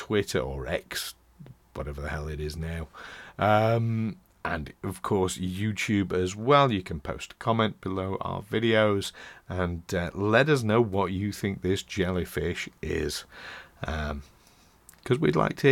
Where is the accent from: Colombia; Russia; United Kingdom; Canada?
United Kingdom; Doncaster, Yorkshire and the Humber; Doncaster. my hometown.